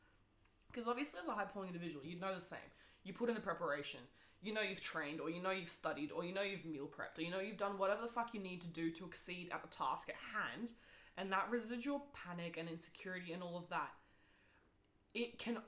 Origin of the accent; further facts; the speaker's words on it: New Zealand; English is a second language; I only learned English at the age of 10